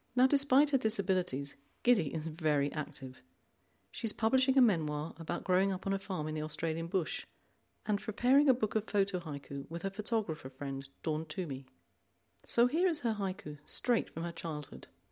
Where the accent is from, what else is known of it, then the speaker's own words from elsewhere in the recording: London, United Kingdom; also born or lived in Ireland; now in Zurich, Switzerland; I grew up in South London